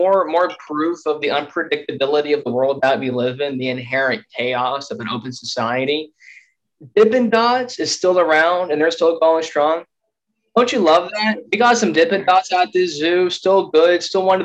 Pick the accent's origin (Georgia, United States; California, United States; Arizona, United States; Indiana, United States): Arizona, United States; Tucson; we're both from Tucson